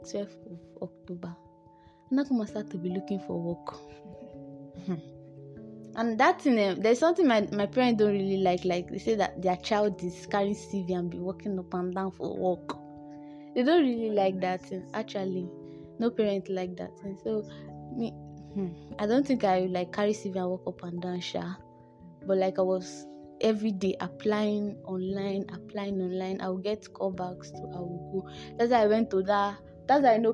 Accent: Lagos, Nigeria; moved away as an adult; now in Port Harcourt, Nigeria; we are from Lagos

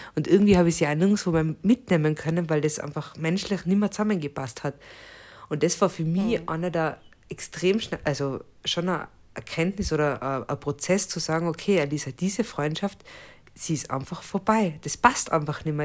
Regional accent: Austria; moved away; bei uns in Österreich

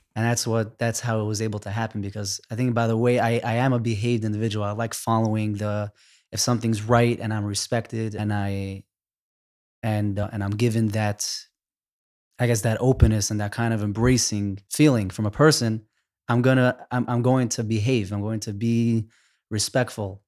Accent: New York City, New York, United States; I grew up in Crown Heights

